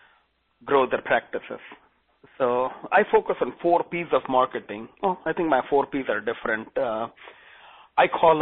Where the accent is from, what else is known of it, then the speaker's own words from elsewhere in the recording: India; English is a second language; moved away as an adult; now in United States; I'm originally from India. And I do have a very thick accent